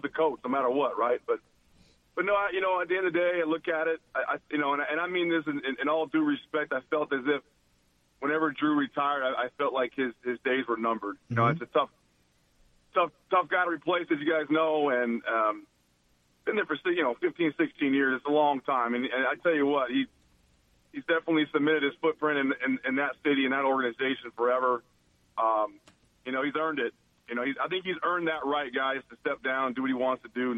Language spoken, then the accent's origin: English; Washington, United States; moved away as an adult; also born or lived in San Jose, California / Arizona / New Orleans, Louisiana; I was born in San Jose, California. I was raised up in Washington State.